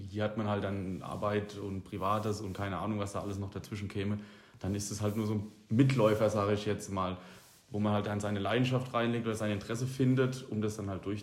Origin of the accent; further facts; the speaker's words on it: Niedernberg, Bavaria, Germany; ich komme halt nicht aus Trennfurt ursprünglich.